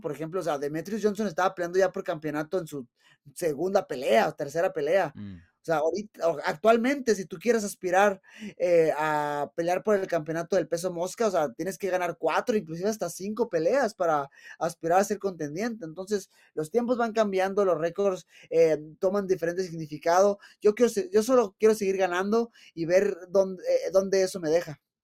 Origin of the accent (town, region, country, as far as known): Mexico